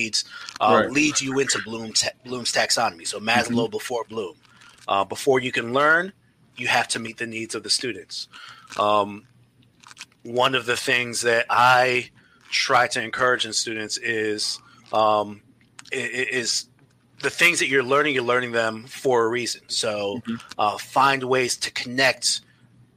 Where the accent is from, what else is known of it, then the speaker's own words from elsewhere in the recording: New York City, New York, United States; I grew up in New York City, New York City public schools